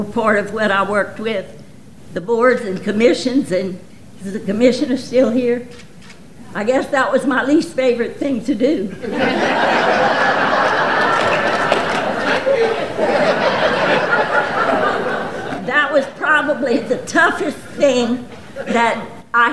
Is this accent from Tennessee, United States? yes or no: no; Gueydan, Louisiana, United States; I'm from Gaydon